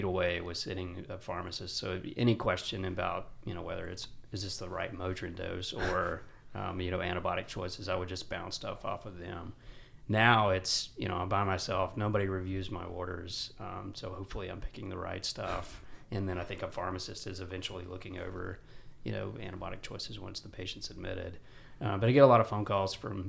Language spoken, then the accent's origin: English; Gardendale, Alabama, United States; moved away as an adult; now in South Carolina, United States; So we're both from Alabama, but we live in South Carolina now. We grew up in a very small town in just outside of Birmingham, a place called Gardendale